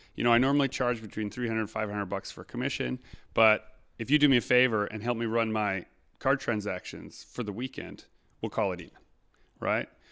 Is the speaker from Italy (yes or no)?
no; Canada; we are also Canadian